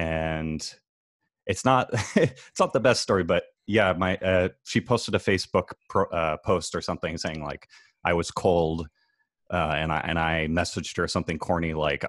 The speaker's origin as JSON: {"language": "English", "town": "Fairfield", "region": "Iowa", "country": "United States", "tie": "born or raised there", "moved": "as an adult", "lives_now": "Los Angeles, United States", "said": "It's called Fairfield, Iowa. It's southeast Iowa, about an hour south of University of Iowa, Iowa City."}